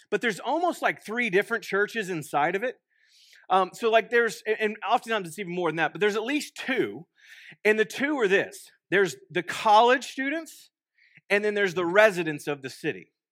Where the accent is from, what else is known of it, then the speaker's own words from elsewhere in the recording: Waco, Texas, United States; now in Stillwater, United States; I'm originally from Waco, Texas. Um, I grew up, born and raised